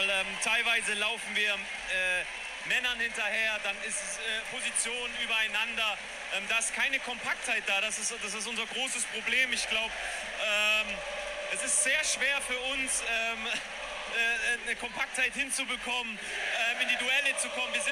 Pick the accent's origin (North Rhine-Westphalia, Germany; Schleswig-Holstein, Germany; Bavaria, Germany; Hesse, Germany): North Rhine-Westphalia, Germany; Bochum; Man war ja wirklich als Bochumer schon Leid erfahren vorher.